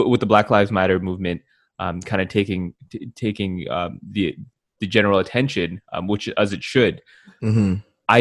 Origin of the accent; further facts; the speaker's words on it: Canada; we're Canadian